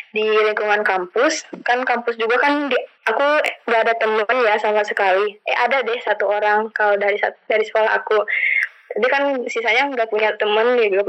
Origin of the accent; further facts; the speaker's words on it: Cianjur, West Java, Indonesia; moved away as an adult; now in Bandung, Indonesia; Kan aku tuh anak rantau ya dari Cianjur ke Bandung. Dan dulunya emang aku tuh nggak pernah rantau gitu jadi anak benar-benar anak rumahan yang baru pertama kali anak rantau gitu kuliah ini teh